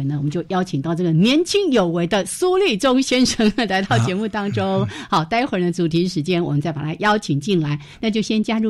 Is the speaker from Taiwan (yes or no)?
yes; Changhua County, Taiwan; moved away; 家乡在彰化，是我每次回回到老家去哦